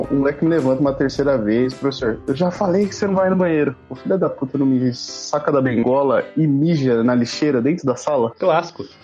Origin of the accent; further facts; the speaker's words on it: Carapicuíba, São Paulo, Brazil; eu sou de Carapicuíba, filhão.